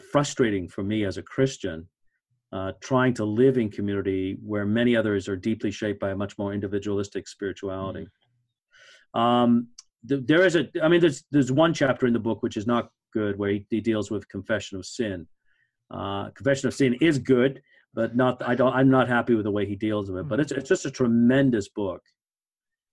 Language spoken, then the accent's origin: English; Canada; I'm Canadian